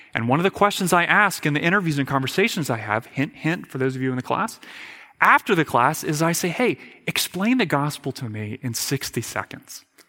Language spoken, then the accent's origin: English; United States; as an American